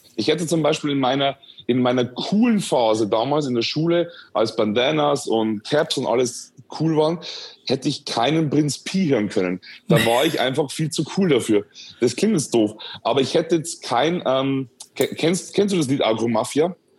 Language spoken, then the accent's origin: German; Schwandorf, Bavaria, Germany; ich bin aufgewachsen und geboren in Schwandorf in Bayern in der Oberpfalz